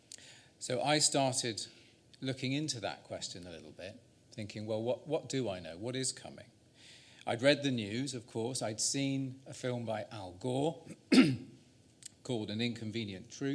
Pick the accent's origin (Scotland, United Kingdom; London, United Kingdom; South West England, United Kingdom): South West England, United Kingdom; Salisbury; now in Wales, United Kingdom; I was born in Salisbury in Wiltshire at 330 parts per million. But now I live in Wales